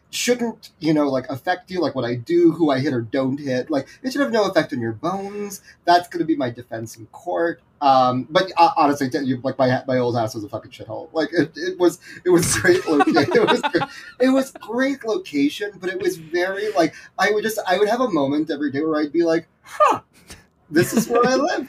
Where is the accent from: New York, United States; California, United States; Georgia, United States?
New York, United States; I grew up in New York, but I went to boarding school